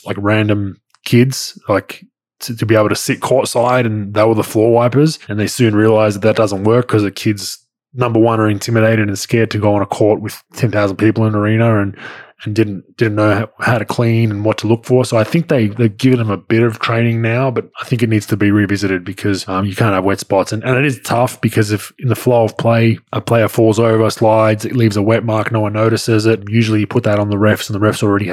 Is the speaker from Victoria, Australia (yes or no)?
yes; Melbourne, Victoria, Australia; growing up in Melbourne